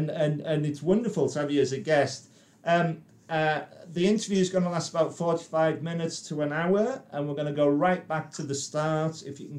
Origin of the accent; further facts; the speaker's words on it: Carlisle, North West England, United Kingdom; now in London, United Kingdom; I came down to London from Carlisle in 1992